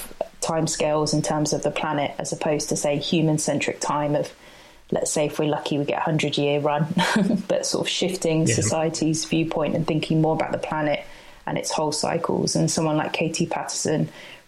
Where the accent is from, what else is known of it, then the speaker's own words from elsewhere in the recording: Peterborough, East of England, United Kingdom; now in Norwich, United Kingdom; I'm based in Norwich, but I grew up in Peterborough